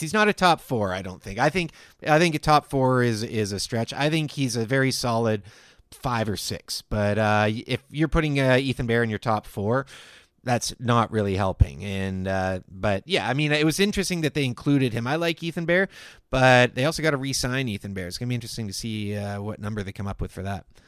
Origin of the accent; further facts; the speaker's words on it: Victoria, British Columbia, Canada; I grew up in Victoria